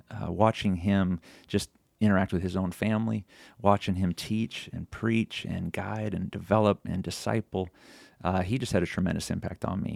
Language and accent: English; Sonoma County, California, United States; also born or lived in Sacramento, California; now in Tennessee, United States; born in Sacramento and then raised in Sonoma County, which is right near Napa in the wine country up there